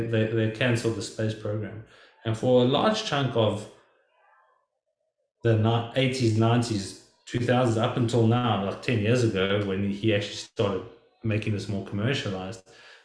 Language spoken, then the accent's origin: English; South Africa; now in United States; us growing up in South Africa and now me living in the United States